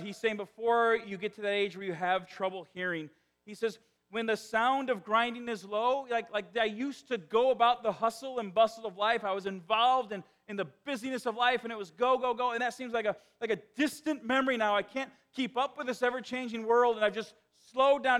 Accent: northwest Indiana, United States; accent: South Side Chicago; moved away; I grew up in the Chicagoland area. But northwest Indiana is is unique in Indiana.

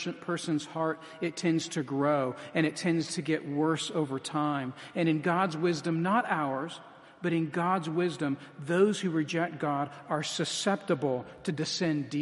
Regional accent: United States; as American evangelicals

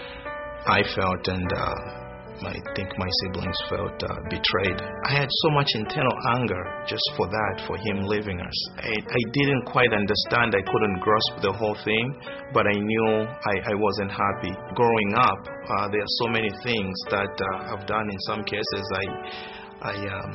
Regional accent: Zambia; moved away; I'm originally from Zambia, which is a small country in southern Africa.

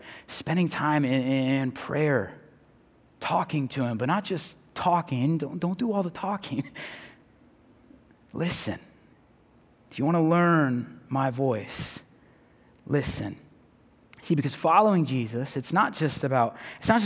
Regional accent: San Diego, California, United States; moved away; Growing up in San Diego, my family is Padres fans when it comes to baseball

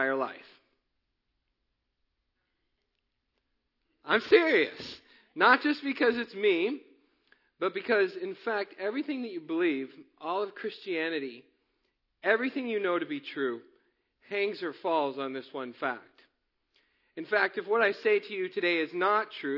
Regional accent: Missouri, United States; moved away; I am originally from Missouri

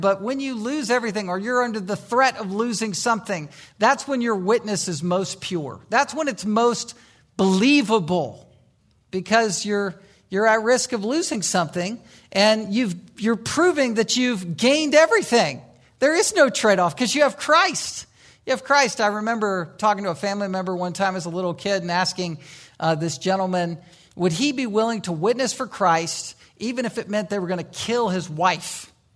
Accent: Virginia Beach, Virginia, United States; moved away; I grew up in Virginia Beach, Virginia

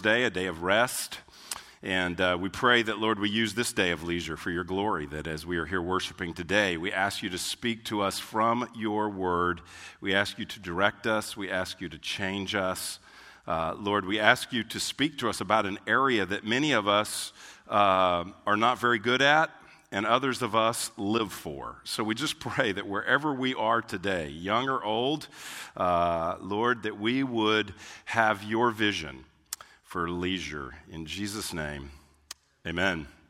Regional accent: Houston, Texas, United States; I grew up in Houston

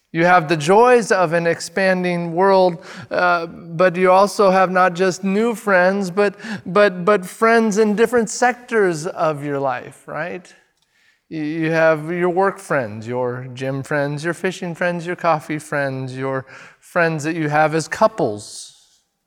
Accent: United States; I'm, I'm an American

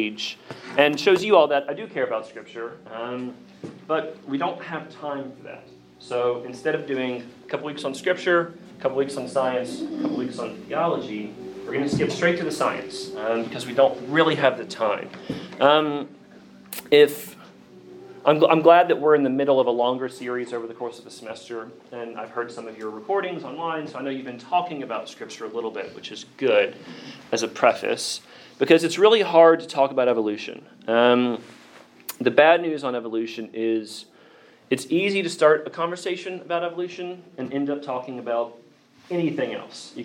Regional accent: Bristol, Virginia, United States; accent: Southern; I grew up outside of Bristol on the Virginia side, rural Appalachia, Southern Baptist Church

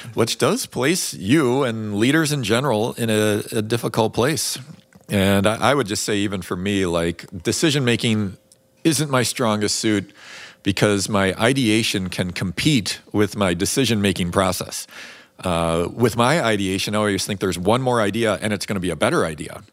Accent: Chicago, Illinois, United States; I grew up in Chicago where that was a little bit more of the temperament

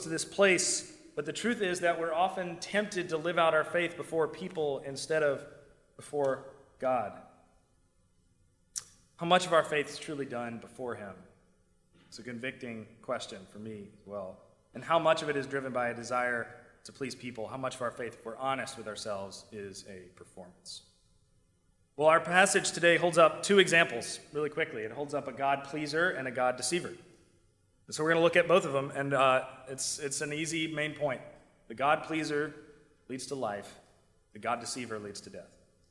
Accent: South Carolina, United States; now in New York, United States; I'm from South Carolina

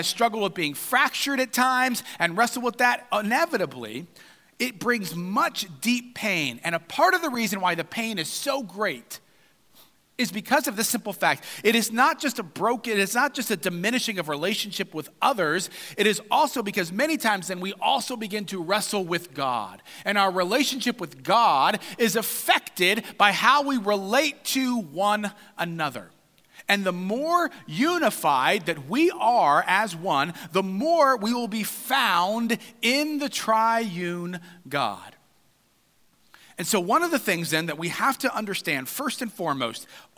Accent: United States; we as good American individuals

